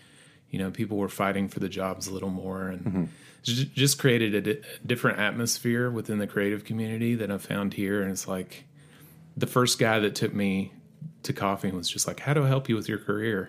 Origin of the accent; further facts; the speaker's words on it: Johnson City, Tennessee, United States; Mostly East Tennessee, okay. Johnson City, Tennessee.